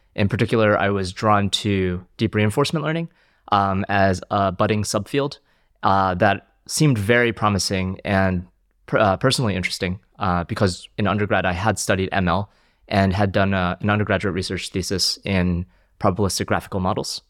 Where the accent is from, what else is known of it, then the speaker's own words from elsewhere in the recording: New Jersey, United States; also born or lived in China / Philadelphia suburb; now in London, United Kingdom; I grew up in New Jersey, um, moved to the US when I was five from China, um, and uh, grew up in a suburb of Philadelphia